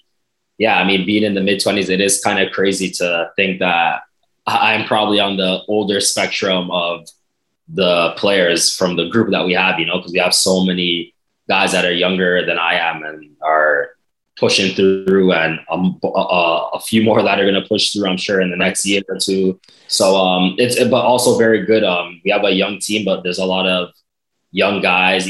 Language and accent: English; Canada